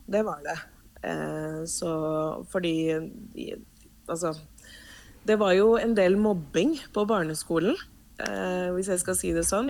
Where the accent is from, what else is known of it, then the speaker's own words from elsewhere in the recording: Oslo, Norway; Norwegian is a second language; also born or lived in Cuba; now in Vestby, Norway; flytta til Norge, vel å merke, så eh, bodde vi i Oslo. Jeg vokste opp på Bogerød